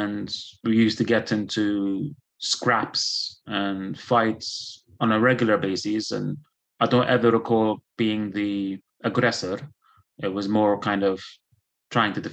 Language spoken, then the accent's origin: English; Dublin, Leinster, Ireland; also born or lived in Belfast / Lebanon; now in United Kingdom; I was born in Belfast and I was raised in Dublin.